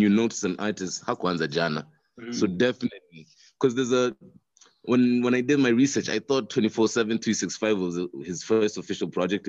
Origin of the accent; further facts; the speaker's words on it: Kakamega, Kakamega County, Kenya; moved away; I am also from Kakamega